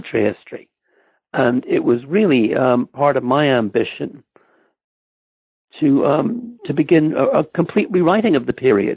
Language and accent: English; Ireland; moved away as an adult; also born or lived in Stamford, Connecticut, United States; now in Oxford, United Kingdom; I grew up mostly in Ireland